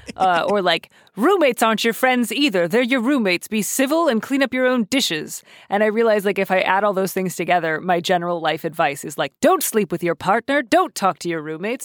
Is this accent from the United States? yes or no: yes; Midwest, United States; I am Midwestern